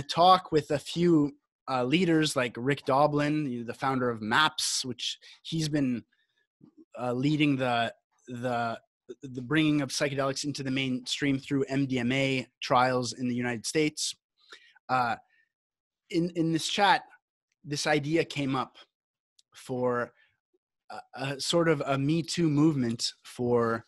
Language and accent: English; Canada; now in Costa Rica; I'm Canadian, but I live in Costa Rica